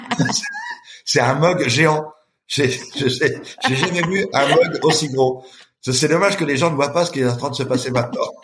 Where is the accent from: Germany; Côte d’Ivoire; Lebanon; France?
France; Châtellerault, Nouvelle-Aquitaine; j'ai grandi à Châtellerault